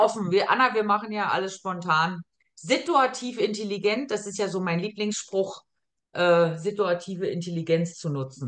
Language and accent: German; Germany; moved away as an adult; now in Austria; eine Erfahrung als Deutsche gemacht, wo ich nach Österreich kam